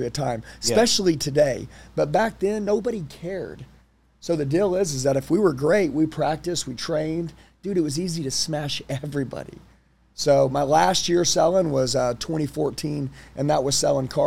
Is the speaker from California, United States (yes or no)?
no; Oklahoma, United States; I'm from Oklahoma.